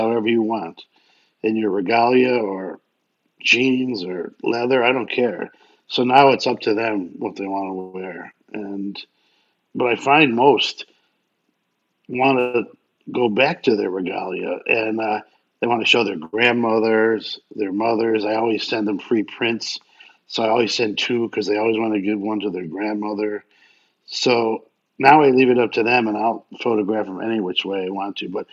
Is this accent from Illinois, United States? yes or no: yes; Evanston, Illinois, United States; Evanston, Illinois, which is my hometown